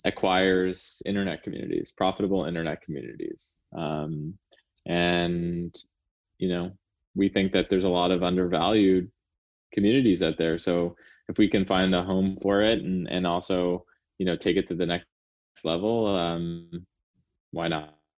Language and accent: English; Canada; now in United States; I'm Canadian